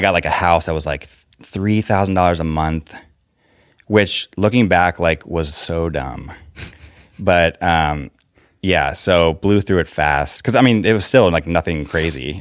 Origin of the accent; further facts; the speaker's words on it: Fairfax, Virginia, United States; also born or lived in Los Angeles; now in Nashville, United States; Northern Virginia